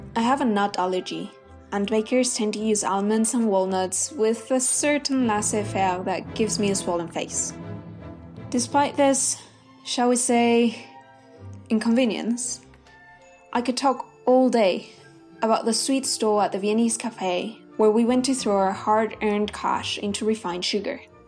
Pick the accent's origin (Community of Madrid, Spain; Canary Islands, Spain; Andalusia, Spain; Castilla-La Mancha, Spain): Community of Madrid, Spain; Madrid; moved away; I grew up in Madrid